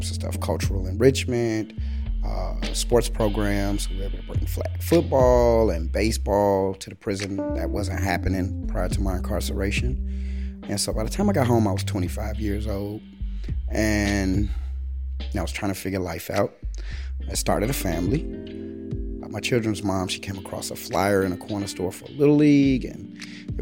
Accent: Chicago, Illinois, United States; from the South Side, from South Shore. I grew up in the late 80s, early 90s

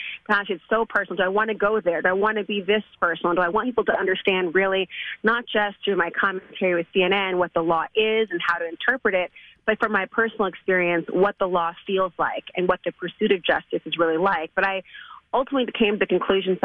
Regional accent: St. Paul, Minnesota, United States; moved away; also born or lived in New York; I was raised in St. Paul

